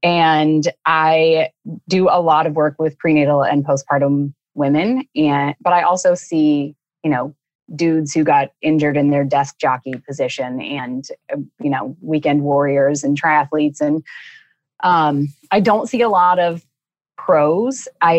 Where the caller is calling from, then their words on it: Raleigh, North Carolina, United States; Raleigh, North Carolina, which is beautiful.